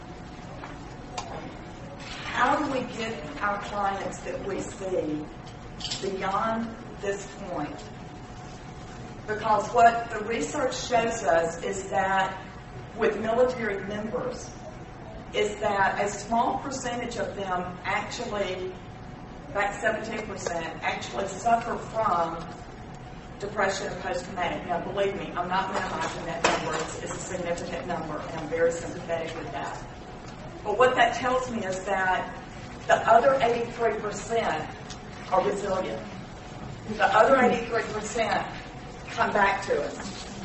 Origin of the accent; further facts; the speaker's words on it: Mississippi, United States; We're from Mississippi